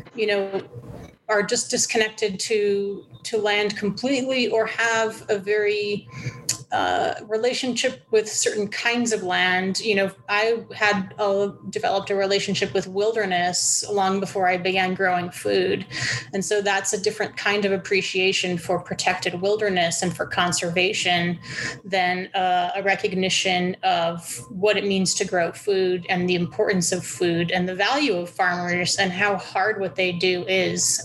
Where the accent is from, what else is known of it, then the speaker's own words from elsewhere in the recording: Albuquerque, New Mexico, United States; I'm originally from Albuquerque, where I live currently